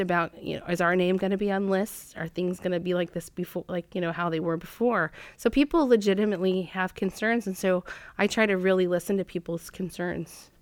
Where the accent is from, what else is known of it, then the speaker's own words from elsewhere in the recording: Fairbanks, Alaska, United States; now in Juneau, United States; I grew up in Alaska, born and raised in Fairbanks